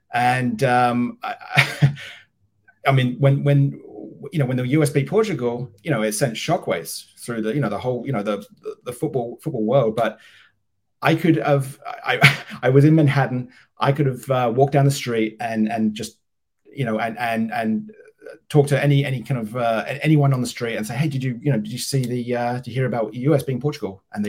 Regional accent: Harwich, East of England, United Kingdom; moved away as an adult; now in New York, United States; I was born in the Harwich Manningtree area. So Ipswich Town fan. My whole life. And I moved to New York. My job, just like James, my job brought me here in my early 20s, back in 2002.

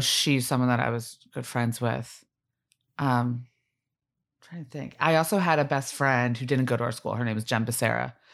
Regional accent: Blue Bell, Pennsylvania, United States; I grew up in Bluebell

